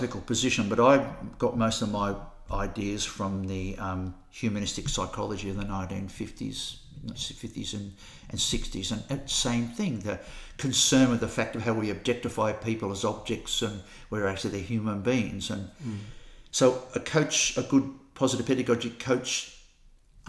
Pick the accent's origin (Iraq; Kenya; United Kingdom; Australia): Australia; now in Christchurch, New Zealand; I'm an Australian. I live in Christchurch.